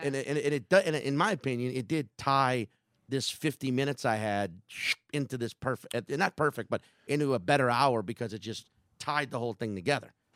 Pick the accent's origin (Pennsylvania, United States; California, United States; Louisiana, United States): Louisiana, United States; New Orleans; I'm a New Orleanian